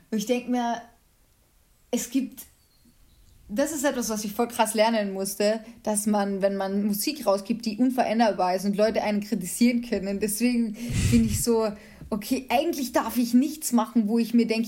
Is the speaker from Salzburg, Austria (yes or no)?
no; Carinthia, Austria; ich komme ja ursprünglich aus Kärnten und äh, da wohnt auch meine Familie